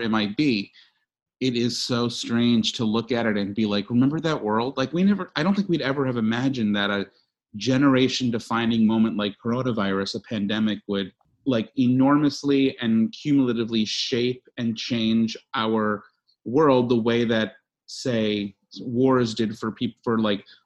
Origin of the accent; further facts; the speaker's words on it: New York, United States; moved away; I'm from New York and I have plenty of friends and family there